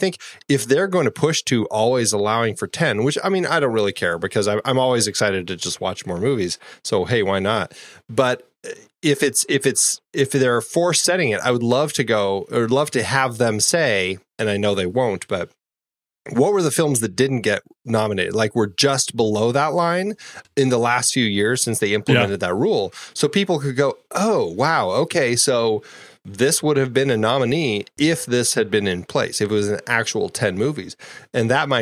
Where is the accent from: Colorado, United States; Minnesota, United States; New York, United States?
Colorado, United States; Fort Collins; moved away as an adult; also born or lived in Boulder, Colorado; now in Phoenix, United States; I grew up in Fort Collins, just north, and we had a drive-in